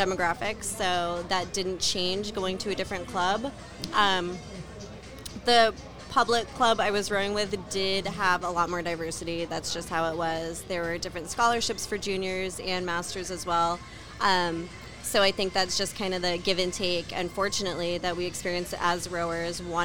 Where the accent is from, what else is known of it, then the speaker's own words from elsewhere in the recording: Seattle, Washington, United States; I'm from Seattle, Washington. Grew up in Seattle